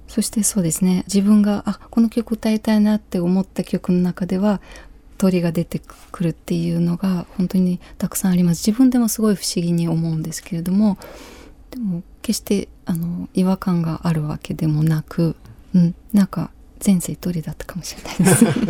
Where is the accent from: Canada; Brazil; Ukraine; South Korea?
Ukraine; Japanese is a second language; moved away as an adult; also born or lived in Kyiv; now in Japan; 私のふるさとウクライナ